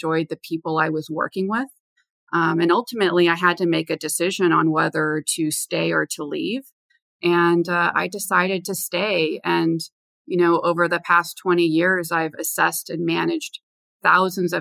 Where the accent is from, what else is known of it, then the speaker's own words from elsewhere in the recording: Los Angeles, California, United States; moved away as an adult; also born or lived in Washington, D.C.; I'm from Los Angeles originally, and I went to Georgetown University in Washington, D.C.